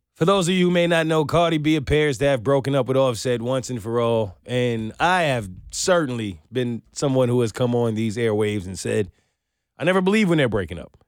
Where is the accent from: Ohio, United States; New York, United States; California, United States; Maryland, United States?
New York, United States; New York City; moved away as an adult; now in Atlanta, United States; I'm from New York